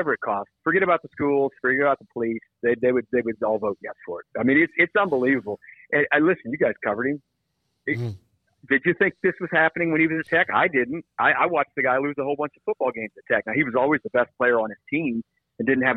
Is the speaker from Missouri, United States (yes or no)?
yes; Kansas City, Missouri, United States; I've lived here my whole life for 50 years.